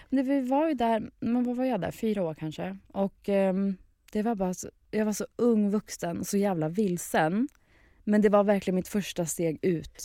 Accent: Sweden; moved away as an adult; also born or lived in Lisbon, Portugal; now in England, United Kingdom; jag som svensk

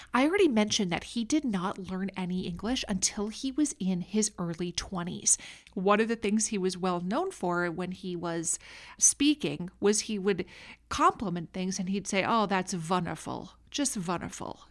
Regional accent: Minnesota, United States; accent: Minnesota; you just heard my Minnesota accent come out there.

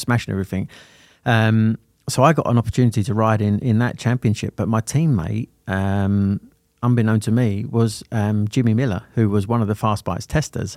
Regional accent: Sittingbourne, South East England, United Kingdom; also born or lived in Lambeth, London; I was adopted and taken to Sittingbourne in Kent

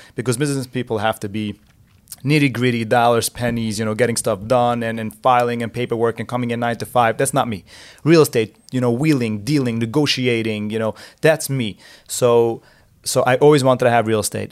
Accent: New Square, New York, United States; I grew up in Square, so my parents lived in Square

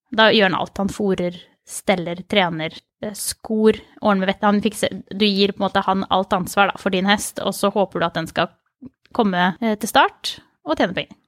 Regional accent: Mysen, Østfold, Norway; Jeg kommer fra Mysen

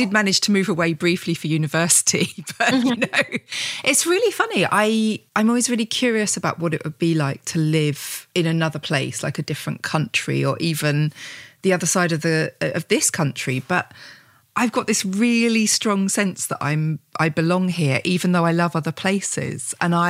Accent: Gravesend, South East England, United Kingdom; also born or lived in Medway Towns; now in Whitstable, United Kingdom; But I moved from the really working class area of Kent. Like I grew up in Gravesend and then the Medbury Towns. And I felt like a class traitor when I first moved here.

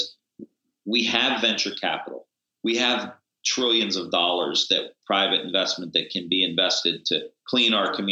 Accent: Niles, Ohio, United States; I grew up in Niles, Ohio, which is the old steel belt, rust belt

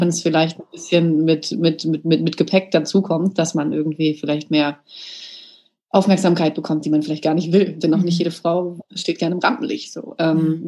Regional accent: Germany; ich bin in Deutschland geboren

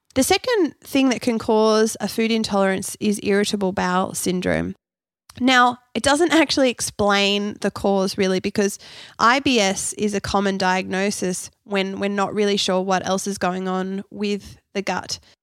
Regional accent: Canberra, Australian Capital Territory, Australia; also born or lived in Perth, Western Australia; I was born in Perth, i, over in Western Australia. I moved to Canberra when I was six years old.

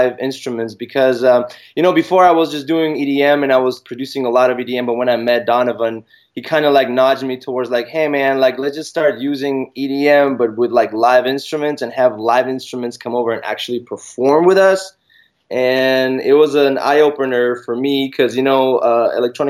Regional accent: Israel; I'm from Israel

